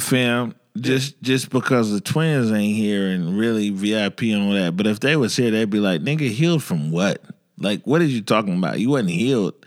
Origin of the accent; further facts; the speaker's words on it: Seattle, Washington, United States; growing up in the Central District